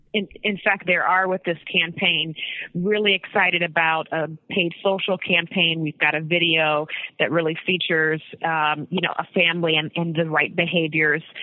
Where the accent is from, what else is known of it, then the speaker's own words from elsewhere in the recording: Northeast Ohio, United States; I'm from Northeast Ohio